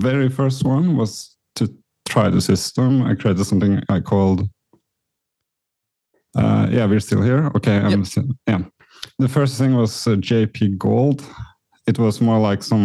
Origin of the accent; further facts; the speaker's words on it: Norway; moved away as an adult; also born or lived in New York; I was born in Norway, Scandinavia